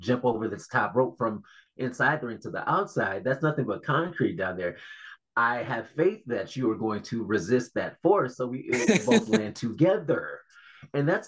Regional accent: Detroit, Michigan, United States; also born or lived in Kalamazoo, Michigan; growing up in Detroit

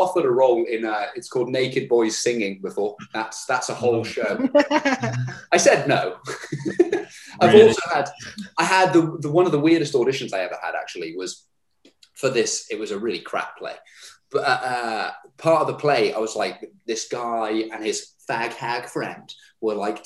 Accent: Herefordshire, West Midlands, United Kingdom; moved away as an adult; also born or lived in London; Moved back to my hometown of Herefordshire

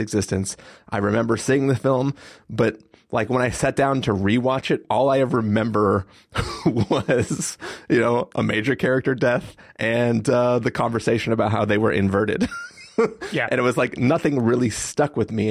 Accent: San Diego, California, United States; growing up in San Diego

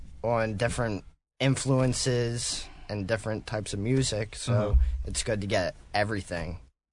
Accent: Philadelphia, Pennsylvania, United States; Yep, I'm from Philly.

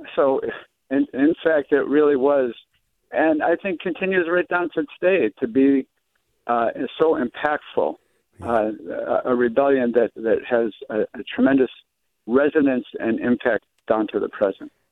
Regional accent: Rochester, New York, United States; now in San Francisco, United States; I, live in San Francisco now, but I'm from Rochester

